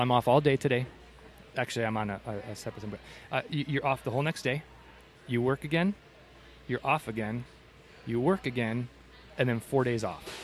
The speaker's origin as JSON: {"language": "English", "region": "Michigan", "country": "United States", "moved": "yes", "lives_now": "Tucson, United States", "said": "I'm originally from Michigan"}